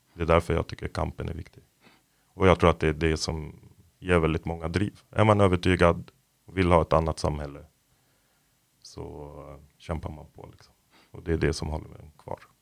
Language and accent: Swedish; Lebanon; now in Sweden; jag är från Libanon som väldigt många vet. Och jag växte upp där under inbördeskriget